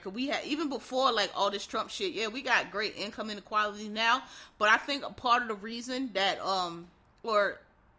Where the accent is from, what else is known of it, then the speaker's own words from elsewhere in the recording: Philadelphia, Pennsylvania, United States; moved away as an adult; also born or lived in Maryland / Washington, D.C.; I'm from Philadelphia, which actually is still, to this day, a pretty cheap area.